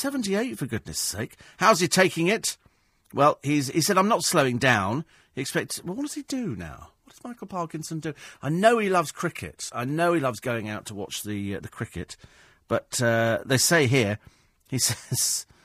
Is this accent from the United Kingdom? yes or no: yes; England, United Kingdom; My stated nationality varies. I'm English for rugby, British for Olympic tennis and the Legion, and European to enrage my husband.